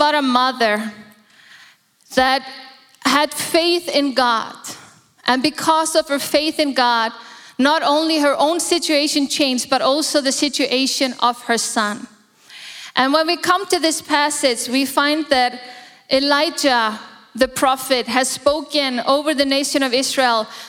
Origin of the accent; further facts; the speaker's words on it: Iceland; now in Singapore; I'm born in Iceland, born and raised in Iceland